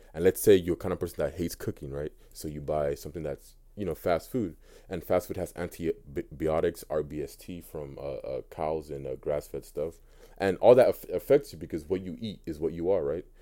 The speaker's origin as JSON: {"language": "English", "country": "United States", "tie": "born or raised there", "also_born_or_lived": "Nigeria", "said": "I grew up in America."}